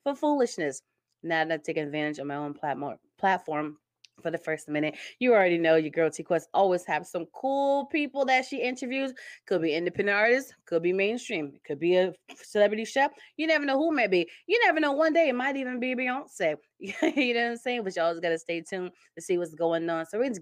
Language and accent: English; Connecticut, United States; moved away as an adult; also born or lived in Stamford, Connecticut / Bridgeport, Connecticut / Trumbull, Connecticut / Ansonia, Connecticut; now in Indiana, United States; I was born in Stamford, Connecticut. And I grew up pretty much different cities, Stamford, Bridgeport, Trumbull. And then from high school up into my late 20s, I was in Ansonia.